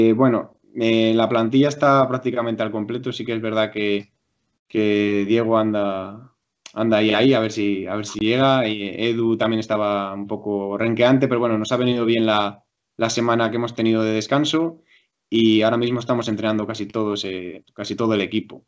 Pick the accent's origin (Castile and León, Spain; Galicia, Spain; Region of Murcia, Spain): Castile and León, Spain; Valladolid; also born or lived in Madrid; yo nací en Madrid, pero me vine desde a los cinco años aquí a Valladolid